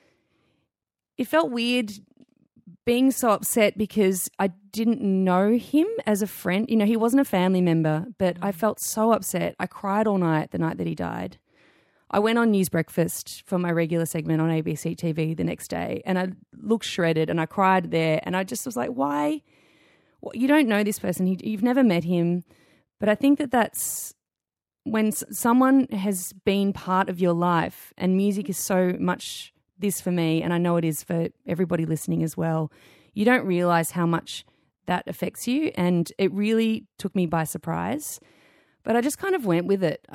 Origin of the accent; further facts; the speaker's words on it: Melbourne, Victoria, Australia; growing up in Melbourne